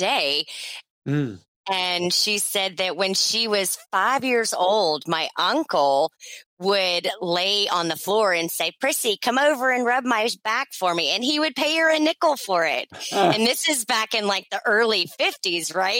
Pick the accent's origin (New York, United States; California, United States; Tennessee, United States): Tennessee, United States; Memphis; now in St. Petersburg, United States; born and raised in Memphis, Tennessee